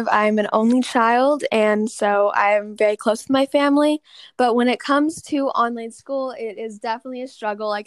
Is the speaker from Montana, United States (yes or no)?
no; Oklahoma, United States; born there; also born or lived in Texas, United States / London, United Kingdom; now in Massachusetts, United States; I was born in Oklahoma, then Texas, then I moved to London, and then now I live in Massachusetts.